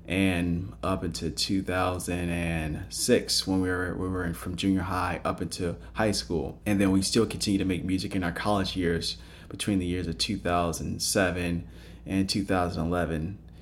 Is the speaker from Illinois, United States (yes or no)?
yes; Palos Hills, Illinois, United States; moved away as an adult; now in California, United States; I'm originally from Palos Hills, Illinois, which is a southwest suburb of the city of Chicago.